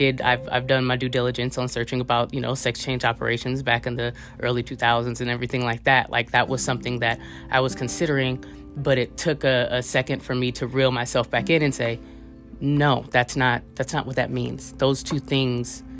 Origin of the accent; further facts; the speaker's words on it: Oakland, California, United States; I'm originally from West Oakland, California, so right across the bay from San Francisco, California